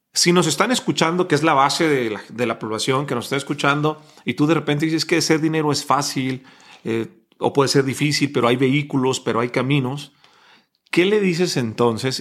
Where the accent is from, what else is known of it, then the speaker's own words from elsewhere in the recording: Mexico; Decimos en México